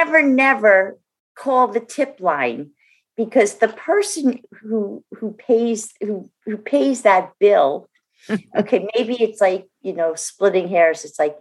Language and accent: English; New Jersey, United States; I'm from New Jersey, as our fan base probably knows.